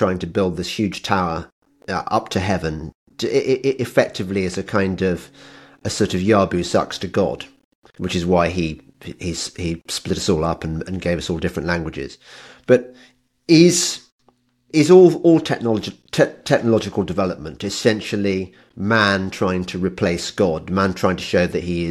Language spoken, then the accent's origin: English; Birmingham, West Midlands, United Kingdom; I'm originally from Birmingham